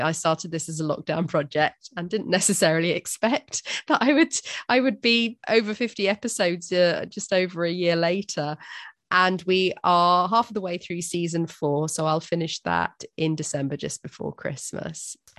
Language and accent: English; Durban, KwaZulu-Natal, South Africa; I'm from South Africa myself, from Durban